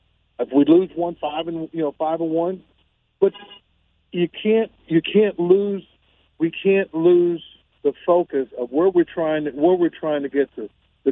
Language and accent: English; Clarendon, Texas, United States; growing up in Clarendon, Texas.